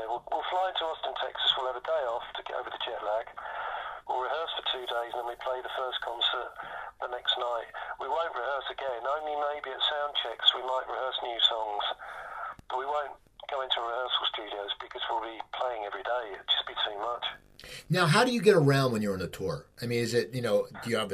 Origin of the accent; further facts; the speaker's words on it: near Philadelphia, Pennsylvania, United States; moved away; also born or lived in Los Angeles, United States; I grew up near Philadelphia, and I lived in LA for years